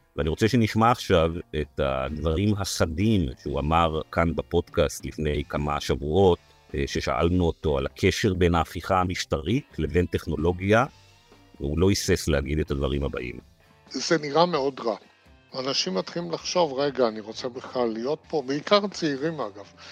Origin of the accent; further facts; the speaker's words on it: Israel; אני נולדתי בארץ, חייתי בארץ, אני אמות בארץ